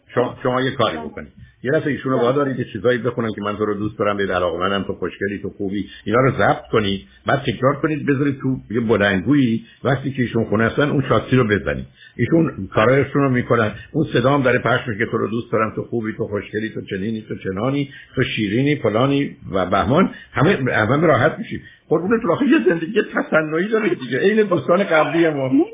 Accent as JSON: {"language": "Persian", "country": "Iran", "tie": "born or raised there", "moved": "yes", "lives_now": "United States", "said": "ما ها که در ایران بزرگ شدیم وقتی اومدیم امریکا و زبان انگلیسی رو امریکا یاد گرفتیم"}